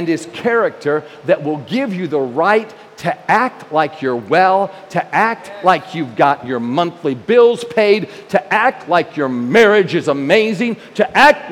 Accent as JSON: {"language": "English", "region": "New York", "country": "United States", "said": "I'm a New Yorker"}